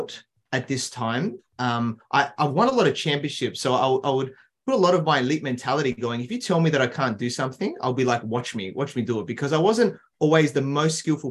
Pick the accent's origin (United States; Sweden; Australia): Australia; Adelaide, South Australia; I grew up in Adelaide, South Australia, so in Australia's smaller capital city